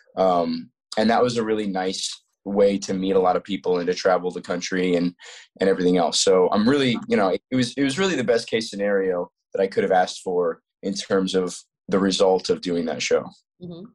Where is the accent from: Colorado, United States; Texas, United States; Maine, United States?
Colorado, United States; also born or lived in Florida; we moved from Florida to Colorado when I was eight